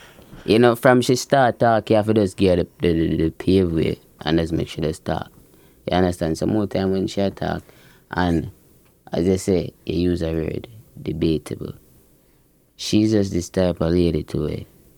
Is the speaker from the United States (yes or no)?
no; Portmore, Saint Catherine, Jamaica; Greater Portmore